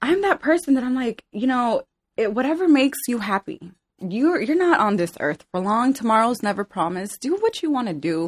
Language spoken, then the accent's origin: English; Glendale, California, United States; also born or lived in El Salvador; I grew up in Glendale, California